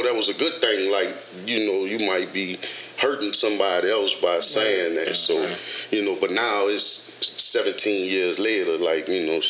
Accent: New Orleans, Louisiana, United States; moved away as an adult; now in Dallas, United States; I'm born and raised in New Orleans. Katrina hit in 05, and that's what brought me to Dallas.

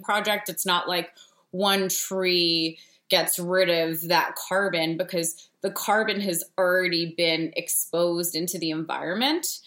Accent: New Jersey, United States; My dad is named Bob, and I'm from New Jersey

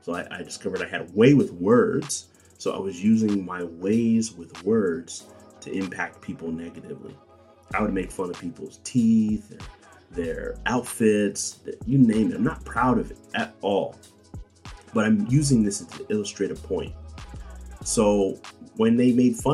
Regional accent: Bakersfield, California, United States; my hometown, Bakersfield, California

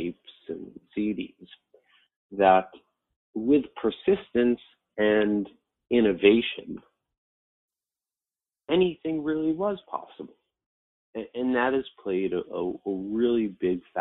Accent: Westchester, New York, United States; Growing up in Westchester, it was a fairly well-off county

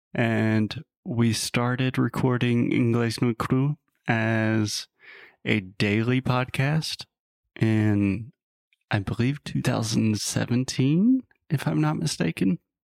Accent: South Carolina, United States; I'm originally from the U S, from South Carolina

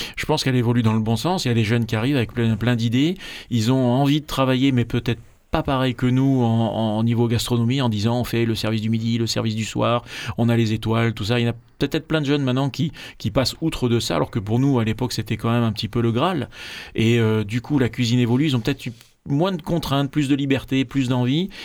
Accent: Marseille, Provence-Alpes-Côte d'Azur, France; je suis Marseillais de Marseillais d'origine et Savoyard de cœur

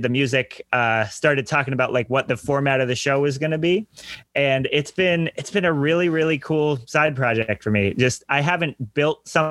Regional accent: Danbury, Connecticut, United States; I am originally from Danbury, Connecticut

